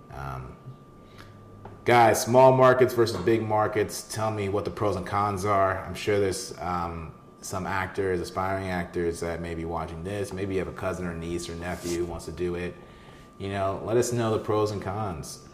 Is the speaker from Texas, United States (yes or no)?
no; St. Louis, Missouri, United States; moved away; also born or lived in Kansas City, Missouri; we're from Missouri, so um, you know, uh, I was born in KC, partially raised in St. Louis.